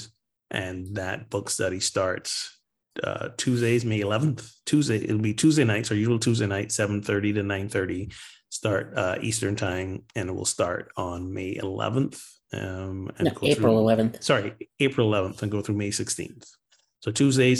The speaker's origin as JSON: {"language": "English", "country": "Barbados", "moved": "yes", "said": "my home country, Barbados"}